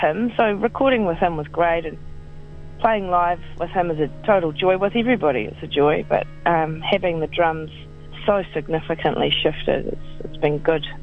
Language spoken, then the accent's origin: English; New Zealand; it's New Zealand. We're not American.